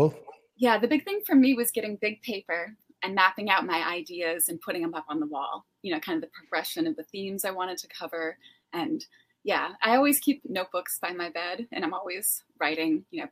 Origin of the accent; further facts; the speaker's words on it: Massachusetts, United States; North of Boston.